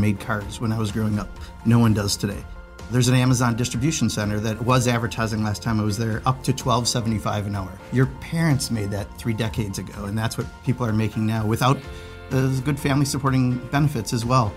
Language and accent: English; Kenosha, Wisconsin, United States; moved away; I grew up in Kenosha, Wisconsin